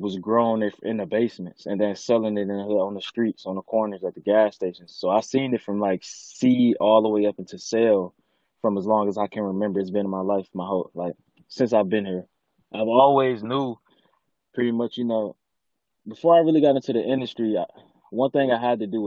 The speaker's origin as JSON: {"language": "English", "town": "Detroit", "region": "Michigan", "country": "United States", "tie": "born or raised there", "said": "I'm from the east side of Detroit, an area called 7 Mile and Van Dyke."}